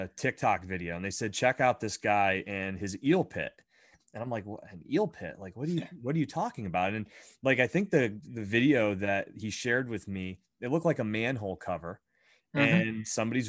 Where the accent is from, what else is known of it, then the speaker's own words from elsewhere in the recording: Pennsylvania, United States; I grew up in Pennsylvania, and I still live in Pennsylvania now.